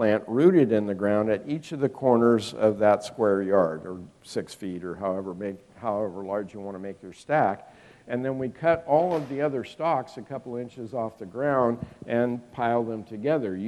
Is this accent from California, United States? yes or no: yes; Northern California, United States; moved away as an adult; now in West Virginia, United States; I was raised in Northern California and lived most of my life there